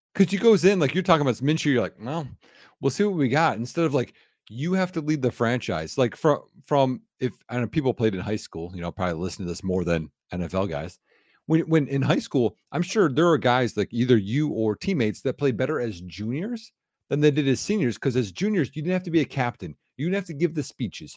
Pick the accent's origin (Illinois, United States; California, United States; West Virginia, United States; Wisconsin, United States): Wisconsin, United States; I'm from Wisconsin